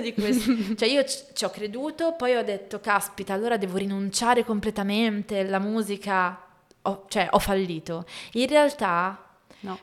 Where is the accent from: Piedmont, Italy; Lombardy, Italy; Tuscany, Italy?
Lombardy, Italy; Voghera; also born or lived in Milan; vivere a Voghera, dove mm, sono cresciuta in provincia di Pavia